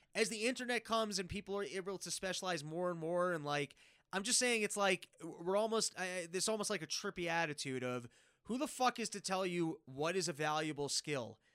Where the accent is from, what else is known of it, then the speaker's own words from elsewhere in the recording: New York City, New York, United States; I grew up in New York